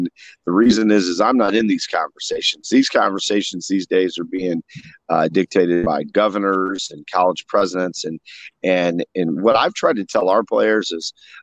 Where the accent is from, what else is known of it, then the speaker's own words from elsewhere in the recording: St. Louis, Missouri, United States; moved away as an adult; also born or lived in Tulsa, Oklahoma / Kansas; I grew up in St. Louis, and, my mom's a hairdresser, and we grew up in North County